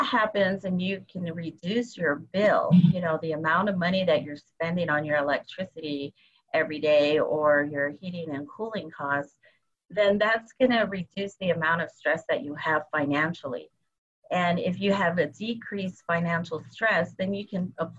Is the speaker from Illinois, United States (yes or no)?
no; Arizona, United States; I'm from the Basquiaki tribe in Arizona